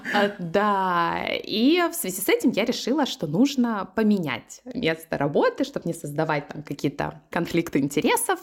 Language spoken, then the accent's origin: Russian; Krasnodar, Krasnodar Krai, Russia; also born or lived in Novosibirsk; мы переехали в Краснодар, где, собственно, я и выросла